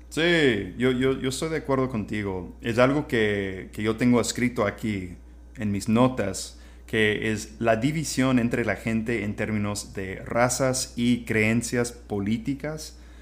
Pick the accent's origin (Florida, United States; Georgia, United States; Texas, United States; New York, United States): Texas, United States; small town southwest of Austin; Spanish is a second language; moved away as an adult; also born or lived in Arizona; now in Playa del Carmen, Mexico; yo crecí en un pueblo muy chico, como 45 minutos a suroeste de Austin